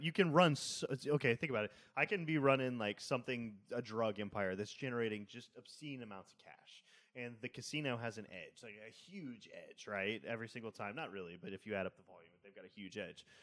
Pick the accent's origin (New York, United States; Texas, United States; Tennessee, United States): Texas, United States; Seabrook; I grew up in Seabrook, which is right next to Kima